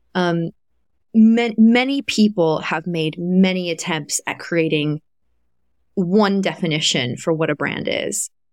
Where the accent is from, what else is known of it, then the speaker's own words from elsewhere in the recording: Kentucky, United States; moved away; I grew up in Kentucky